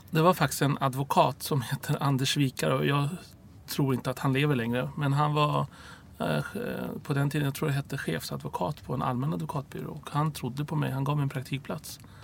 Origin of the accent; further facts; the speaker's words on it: Stockholm, Stockholm County, Sweden; also born or lived in Cairo, Egypt; Rinkeby där jag växte upp.